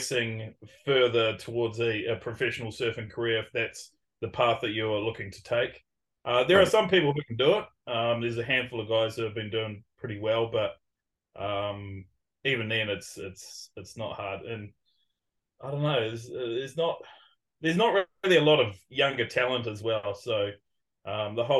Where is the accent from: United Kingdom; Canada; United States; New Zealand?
New Zealand; Raglan, Waikato; I'm from Raglan, which is a small town of population about 5,000